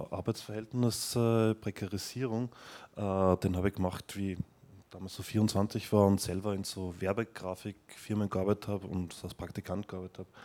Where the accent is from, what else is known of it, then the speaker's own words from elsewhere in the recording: Vienna, Austria; das ist so ein Irrgarten, was in meiner Heimatstadt in Wien in Schönbrunn ist.